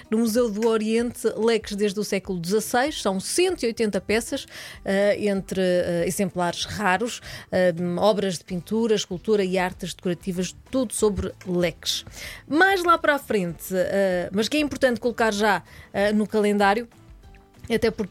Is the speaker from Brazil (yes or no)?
no; Ereira, Santarém District, Portugal; eu sou da Ireira.